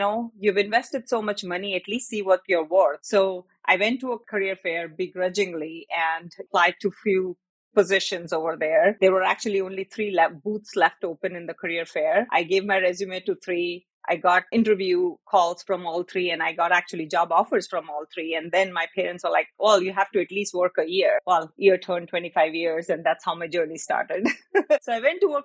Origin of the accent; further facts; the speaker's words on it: Jakarta, Indonesia; moved away as an adult; also born or lived in Oklahoma; I grew up in Jakarta